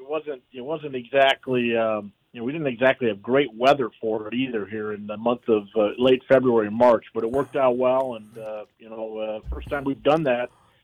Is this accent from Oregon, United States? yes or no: no; Bismarck, North Dakota, United States; now in Minnesota, United States; my hometown of Bismarck, North Dakota